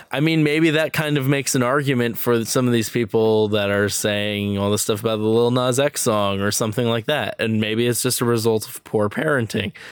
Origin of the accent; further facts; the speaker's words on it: New York, United States; I'm from New York